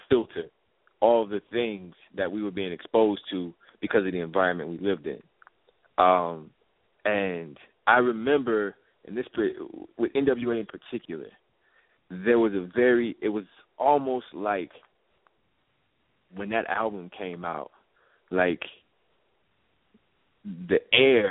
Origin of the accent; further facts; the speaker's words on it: Chicago, Illinois, United States; Chicago, Illinois, Southside. Robert Taylor Holmes, one of the most notorious projects in Chicago, is where I grew up